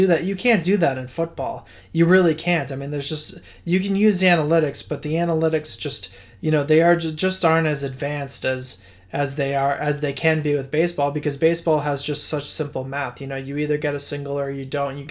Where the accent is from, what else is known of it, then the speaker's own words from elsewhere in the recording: Boston, Massachusetts, United States; I grew up in Boston